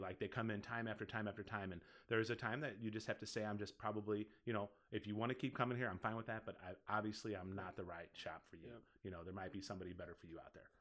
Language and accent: English; Collinsville, Illinois, United States; now in Caseyville, United States; it ended up being in my hometown because I lived in Collinsville yep. before I moved here to Caseyville.